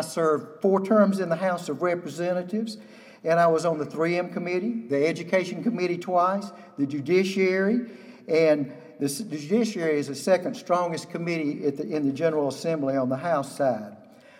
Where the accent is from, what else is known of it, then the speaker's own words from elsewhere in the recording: Charleston, South Carolina, United States; now in Anderson, United States; I was born in Charleston, South Carolina.